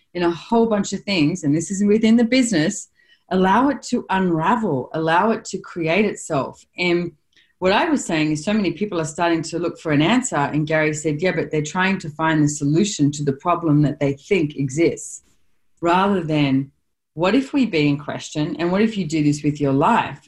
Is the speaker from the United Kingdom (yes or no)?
no; Australia; as an Australian